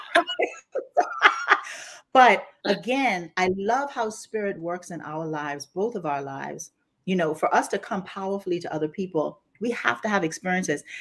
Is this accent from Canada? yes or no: no; Grand Bahama, Bahamas; now in Houston, United States; you're going to hear an accent today as we're talking because I was born and raised in the Bahamas, specifically Grand Bahama